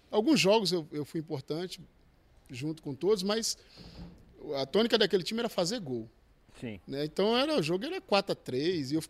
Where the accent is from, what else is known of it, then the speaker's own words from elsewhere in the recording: Northeast Region, Brazil; eu tive que me adaptar às condições daqui, o futebol daqui, que eu vim do Nordeste, então futebol diferente, o clima diferente.